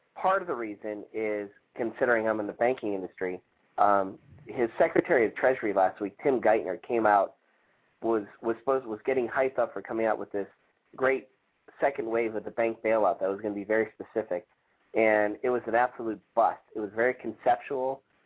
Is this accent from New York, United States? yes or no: yes; New York, United States; as a New Yorker